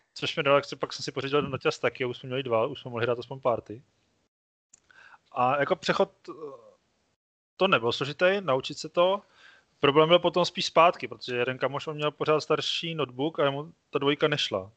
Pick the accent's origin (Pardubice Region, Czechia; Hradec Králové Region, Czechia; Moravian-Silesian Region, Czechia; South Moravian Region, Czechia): South Moravian Region, Czechia; Brno; jsem z Brna